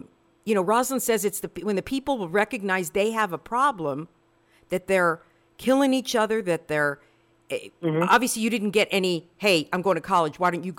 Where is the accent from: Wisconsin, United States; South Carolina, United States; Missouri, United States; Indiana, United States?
Missouri, United States; Kansas City; I grew up 45th in Prospect.